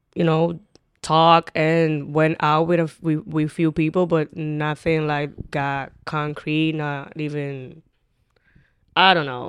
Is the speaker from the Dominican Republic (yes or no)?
yes; Dominican Republic; accent: Dominican; English is a second language; also born or lived in Highbridge, Bronx, New York; now in New York, United States; I have the more Dominican accent